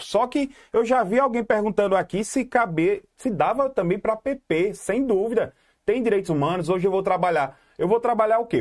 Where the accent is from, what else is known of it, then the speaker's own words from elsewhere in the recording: Garanhuns, Pernambuco, Brazil; Eu sou, eu sou do Magano